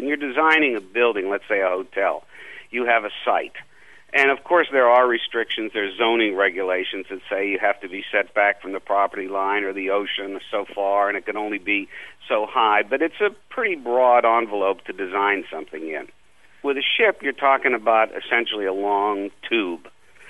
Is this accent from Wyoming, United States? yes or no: no; Miami, Florida, United States; But I think the major influence for me, and very fortunate, was that I grew up in a tourist town.